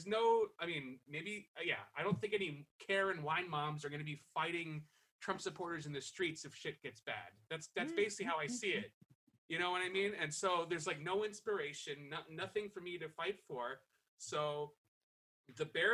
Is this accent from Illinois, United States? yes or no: no; New York, United States; also born or lived in South Florida; I'm from New York